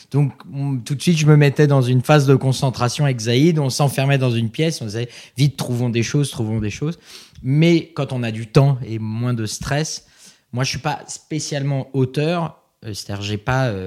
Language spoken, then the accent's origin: French; Geneva, Switzerland; Donc c'est vrai que moi Montreux je connais pas parce que je viens